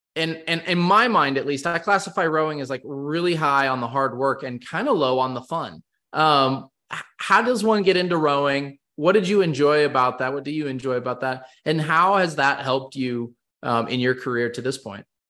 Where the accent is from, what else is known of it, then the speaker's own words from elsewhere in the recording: West Coast, United States; growing up on the West Coast